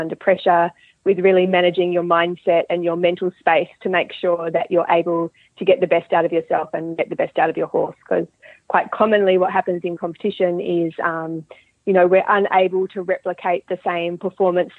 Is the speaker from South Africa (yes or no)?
no; Australia; moved away as an adult; now in Dunedin, New Zealand; I'm originally from Australia. So I'm an Australian living in New Zealand. And I grew up breeding and riding horses in Australia.